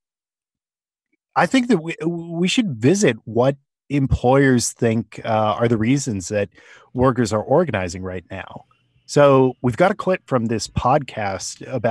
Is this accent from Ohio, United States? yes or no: no; California, United States; now in Pennsylvania, United States; I'm from California.